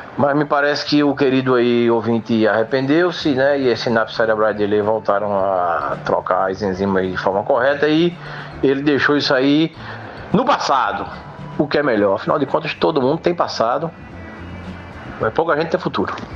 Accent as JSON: {"language": "Portuguese", "town": "Limoeiro", "region": "Pernambuco", "country": "Brazil", "tie": "born or raised there", "said": "Limoeiro, minha terra amada"}